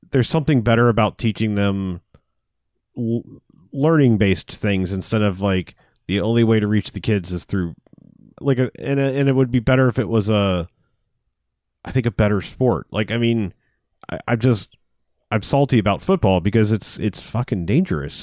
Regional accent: United States; as an American

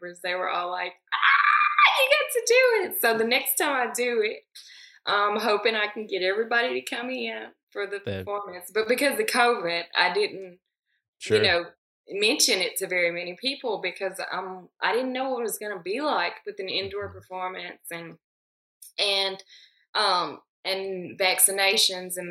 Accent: Humboldt, Tennessee, United States; I'm from Humboldt.

